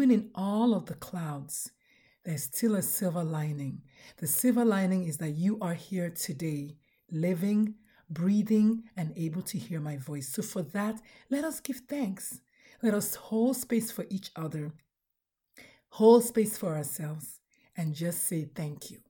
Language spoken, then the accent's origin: English; Nigeria; I'm Nigerian